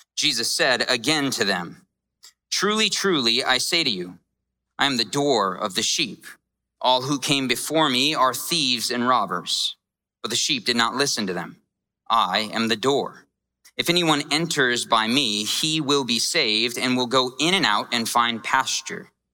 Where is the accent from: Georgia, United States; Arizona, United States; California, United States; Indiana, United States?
Arizona, United States; Scottsdale; I grew up here and I grew up in a really rough part of town. I grew up in Scottsdale.